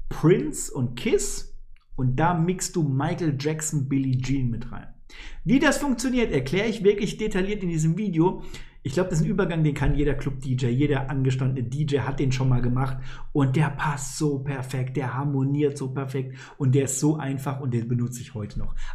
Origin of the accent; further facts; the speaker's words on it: Poland; born there; Als gebürtiger Pole empfehle ich dir, Polen auf jeden Fall zu besuchen.